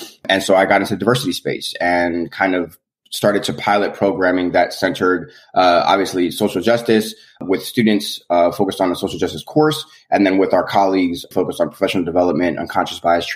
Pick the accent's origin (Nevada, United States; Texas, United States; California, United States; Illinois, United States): California, United States; Los Angeles; moved away as an adult; also born or lived in Pennsylvania / New York; born and raised in Los Angeles, California. Came to PA for college in 2007